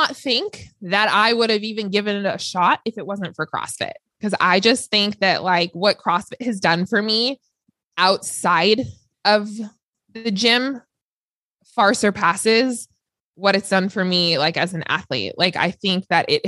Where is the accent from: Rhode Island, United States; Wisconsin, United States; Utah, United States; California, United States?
California, United States; Los Angeles; I grew up in LA, so I am from Los Angeles, born and raised